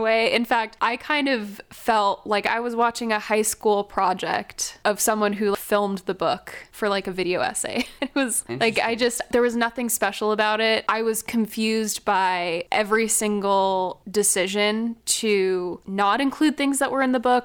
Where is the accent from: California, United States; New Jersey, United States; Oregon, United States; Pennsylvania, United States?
California, United States; I'm such a Californian